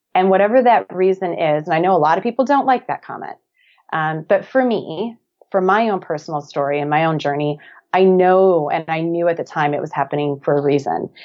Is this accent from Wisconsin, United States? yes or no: yes; Black Earth, Wisconsin, United States; moved away as an adult; now in Hermosa Beach, United States; I'm originally from a small town of about eleven hundred people, little farming community called Black Earth, Wisconsin